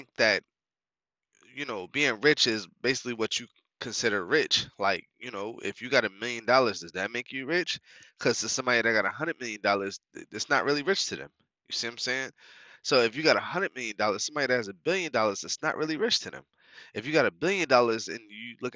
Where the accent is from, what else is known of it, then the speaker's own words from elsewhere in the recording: New York, United States; moved away; also born or lived in North Carolina; I'm originally from New York